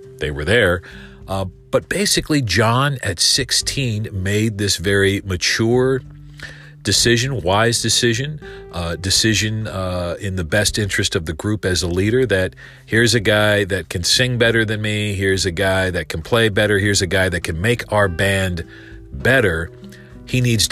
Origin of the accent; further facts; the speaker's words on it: Winston-Salem, North Carolina, United States; my hometown of Winston-Salem, North Carolina